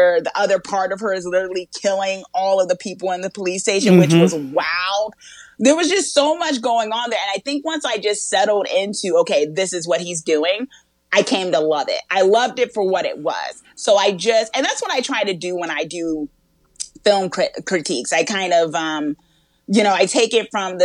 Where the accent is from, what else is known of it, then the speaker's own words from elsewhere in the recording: Newark, New Jersey, United States; I was born and raised in Newark, New Jersey.